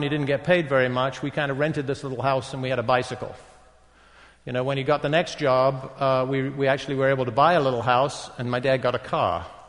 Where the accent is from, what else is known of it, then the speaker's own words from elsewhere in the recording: England, United Kingdom; I grew up in England. I grew up in a non-Christian home. Although we went to church, but you did that in England in the 50s.